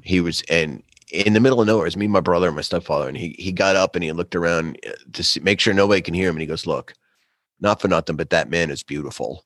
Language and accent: English; New York City, New York, United States; Brooklyn proper.